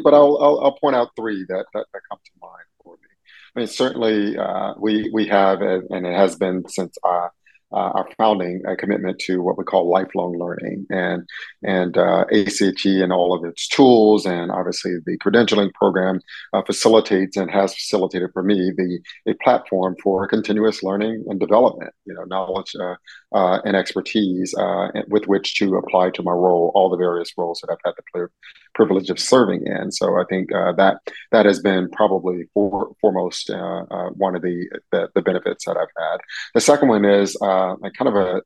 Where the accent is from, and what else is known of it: Atlanta, Georgia, United States; born or raised there; moved away as an adult; also born or lived in San Francisco Bay Area, California / Los Angeles County, California / Alameda County, California; now in Macon, United States